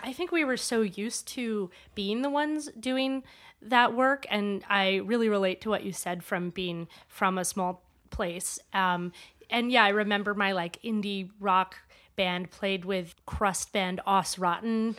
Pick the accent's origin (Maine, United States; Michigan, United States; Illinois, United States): Maine, United States; when I was growing up in Maine